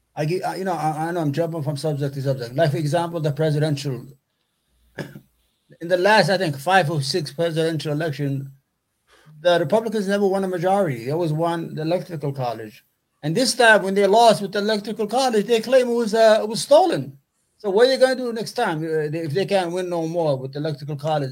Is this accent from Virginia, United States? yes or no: no; New York City, New York, United States; also born or lived in Yemen; I'm from New York, grew up in New York, still live in New York, love New York